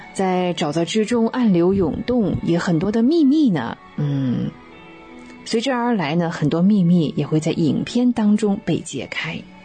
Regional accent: China; 我们中国人

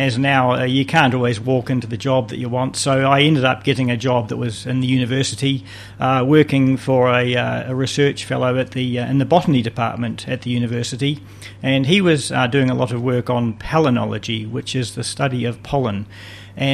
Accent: Wellington, New Zealand; moved away as an adult; now in Hawke's Bay, New Zealand; I was born in Wellington and I went to Karori School in my primary school years and Wellington College for my secondary school.

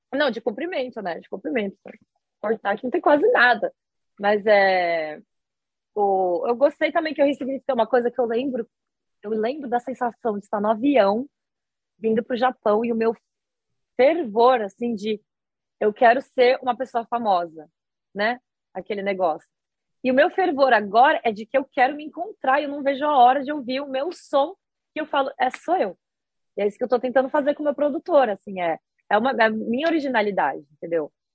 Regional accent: Brazil; moved away as an adult; also born or lived in Osaka, Japan; now in Japan; eu sou brasileira

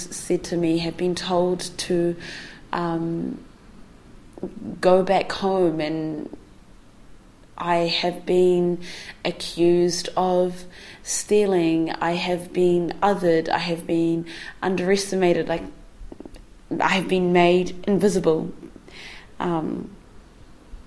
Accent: New Zealand; I am also a Kiwi person

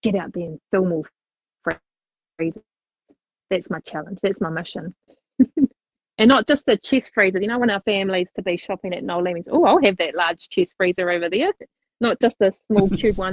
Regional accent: Christchurch, Canterbury, New Zealand; moved away; Born and bred in Christchurch

